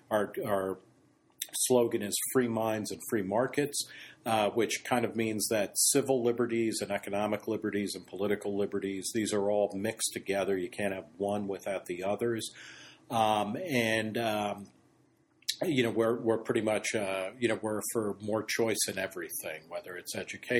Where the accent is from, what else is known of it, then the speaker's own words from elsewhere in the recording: Middletown, New Jersey, United States; also born or lived in Brooklyn, New York; now in Oxford, United States; my parents moved to New Jersey. And I grew up in a town called Middletown, New Jersey